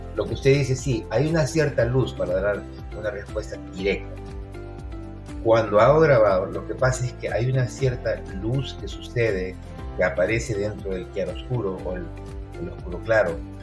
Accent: Peru; also born or lived in Arequipa; now in United States; como buen peruano

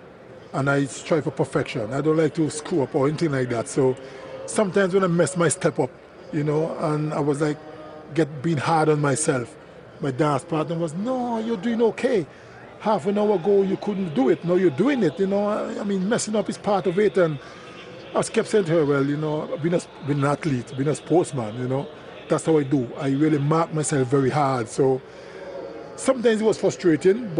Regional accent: Antigua & Barbuda; I'm from Antigua. We're naturally rhythmic people.

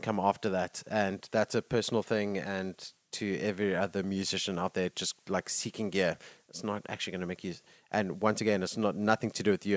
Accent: South Africa; as South African

